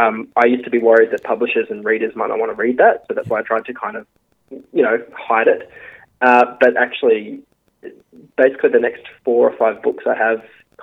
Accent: Geraldton, Western Australia, Australia; moved away; I loved growing up there

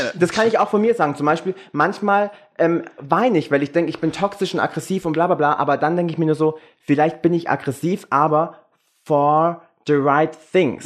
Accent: Germany

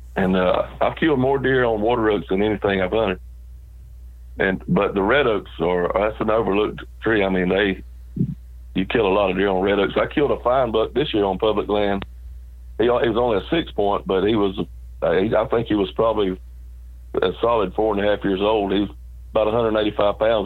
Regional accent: South Georgia, United States; I was raised in South Georgia, out in the country on a farm

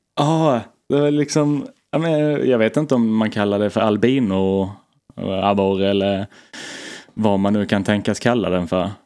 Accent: Blekinge, Sweden; moved away; jag var hemma i Blekinge på semester

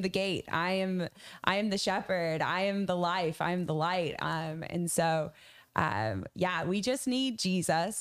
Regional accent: a tiny town in Maine, United States; I grew up in a, a part of America where churches sent their, their people as missionaries

